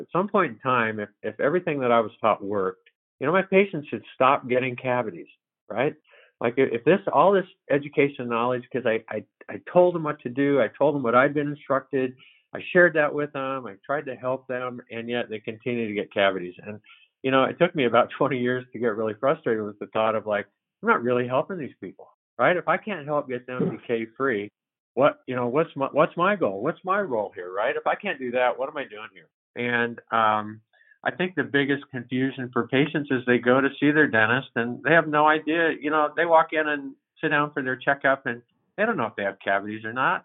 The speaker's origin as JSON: {"language": "English", "town": "Albany", "country": "United States", "tie": "born or raised there", "said": "I've been in Albany for 37 years"}